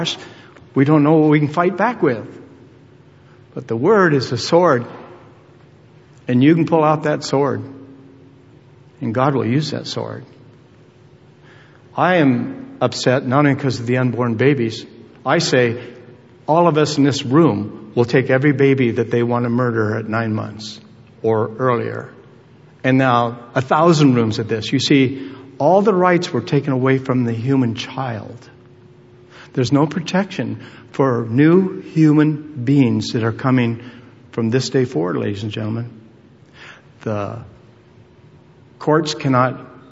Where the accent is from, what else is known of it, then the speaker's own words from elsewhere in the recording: United States; as an American citizen